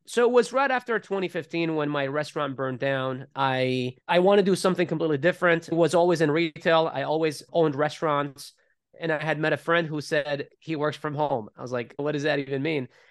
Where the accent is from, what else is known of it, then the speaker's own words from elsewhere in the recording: Iraq; moved away; as I was growing up in Iraq